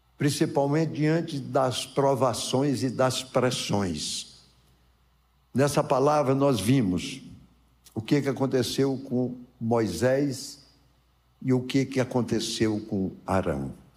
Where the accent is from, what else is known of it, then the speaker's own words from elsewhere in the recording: Formosa, Brazil; lá onde eu nasci, em Formosa